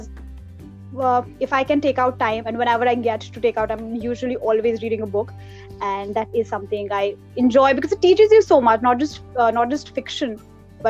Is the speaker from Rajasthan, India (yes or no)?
no; Pangu, Uttarakhand, India; moved away; my hometown, and that is Pangu, that's in Uttarakhand